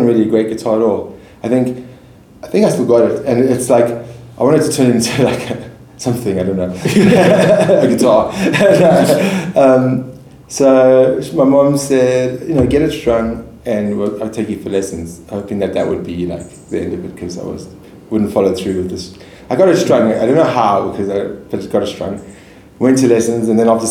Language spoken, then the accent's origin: English; Johannesburg, Gauteng, South Africa; I grew up in Joburg. I'm Joburg born and bred